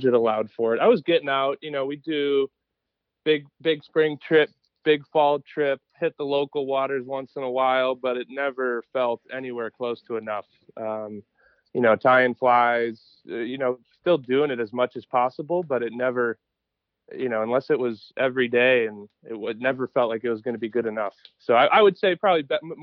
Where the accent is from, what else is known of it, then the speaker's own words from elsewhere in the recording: Wisconsin, United States; Wisconsin boy, through and through, born and raised